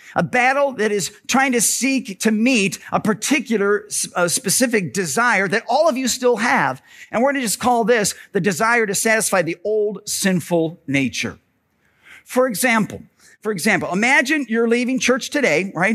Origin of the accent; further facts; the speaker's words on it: Parma, Ohio, United States; when I was in grade school and I was growing up in Parma, my dad was the pastor at Bethany Lutheran Church on Ridge Road there in Parma.